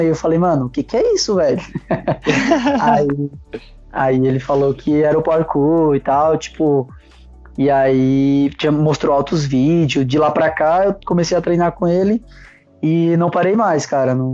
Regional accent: Fortaleza, Ceará, Brazil; Uh, então, eu, eu, sou de Fortaleza, né, comecei o parkour

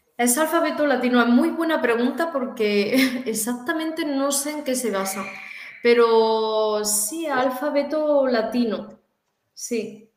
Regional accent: Córdoba, Andalusia, Spain; moved away; also born or lived in China; soy de, España, concretamente de, Córdoba, una ciudad de Andalucía, en el sur de España

